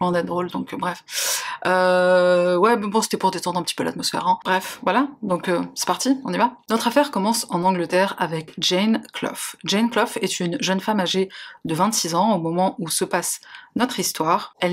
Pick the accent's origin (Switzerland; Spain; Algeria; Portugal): Algeria; now in France; je suis algérienne, franco-algérienne, j'ai les papiers français